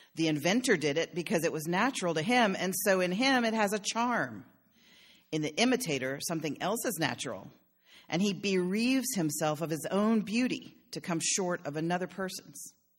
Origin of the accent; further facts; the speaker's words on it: Philadelphia, Pennsylvania, United States; I'm from Philadelphia, where, where there's a huge Italian ethos to the city